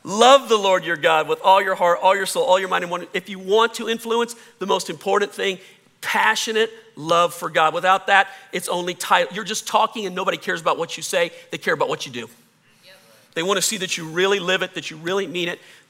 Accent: the South, Southern United States, United States; accent: Southern; I can hear my Southern accent come out

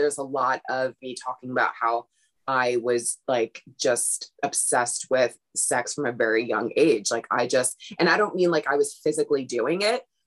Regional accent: Brooklyn, New York, United States; growing up in Brooklyn

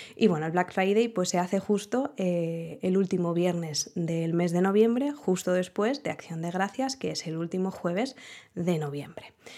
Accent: Spain; como buenos españoles que somos

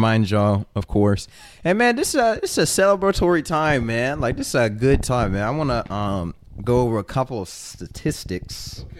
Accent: Fort Worth, Texas, United States; From Fort Worth, Texas, the greatest state in the world. Not in the US, in the entire world.

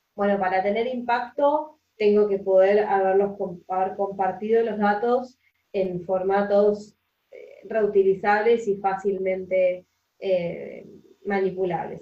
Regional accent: Argentina; yo soy de Argentina, acá en Argentina

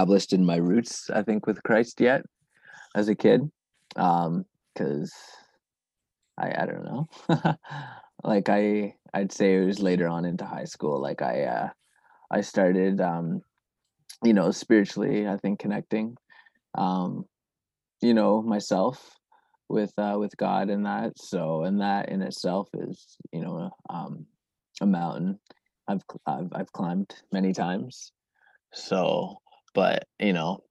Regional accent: Canada; also born or lived in Zimbabwe; I grew up mostly in Canada

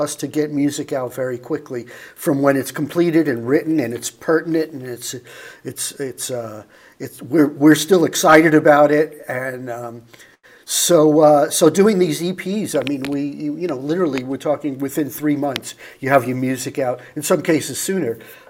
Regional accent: Atlanta, Georgia, United States; I'm from Atlanta, man.

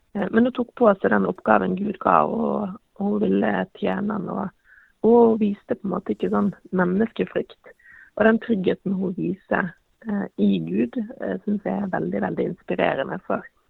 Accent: Western Norway, Norway; now in Eastern Norway, Norway; Som, som vestlending så må jeg jo si at jeg savner veldig fjellene eh, her på Østlandet

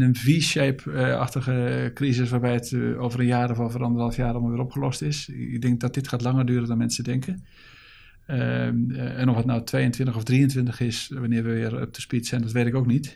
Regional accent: Netherlands; als Nederlanders

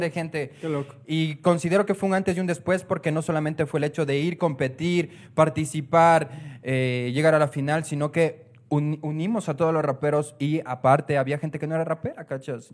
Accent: Ecuador; como ecuatoriano

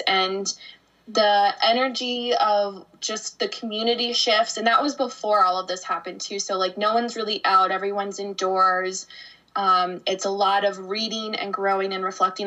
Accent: Arizona, United States; moved away as an adult; I grew up in Arizona. So I was there for 29 years

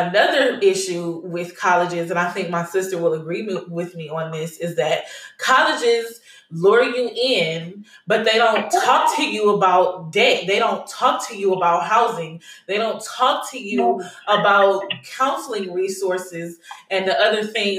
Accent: Las Vegas, Nevada, United States; moved away as an adult; also born or lived in Cleveland, Ohio; now in Houston, United States

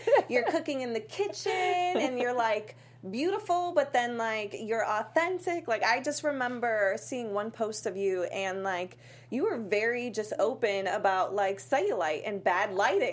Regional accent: Worcester, Massachusetts, United States; moved away; I'm a small town girl from Worcester, Massachusetts.

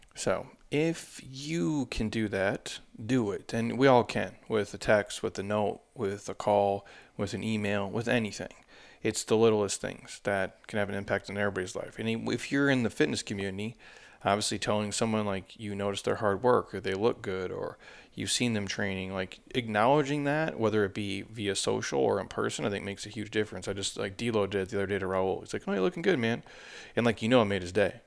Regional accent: United States; I grew up on the Mississippi River

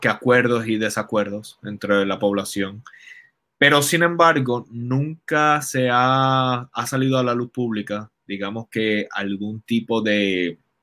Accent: Caguas, Puerto Rico; Yo soy de Caguas. Desde que tengo uso de razón, eh, Caguas ha sido un pueblo popular.

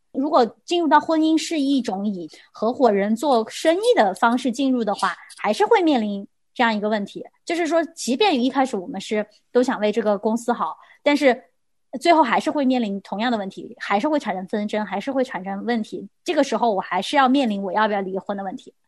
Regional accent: China; 我们中国人好像这个概念对我们来说非常地，非常地难，也非常地难做到

